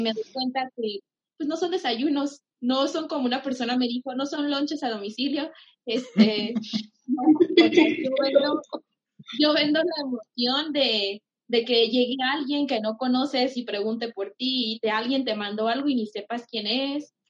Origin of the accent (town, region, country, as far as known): Pénjamo, Guanajuato, Mexico; now in Jalisco, Mexico